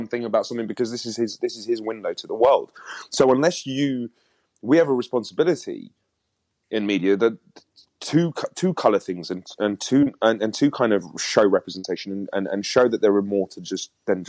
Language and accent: English; London, United Kingdom; moved away as an adult; I grew up in London.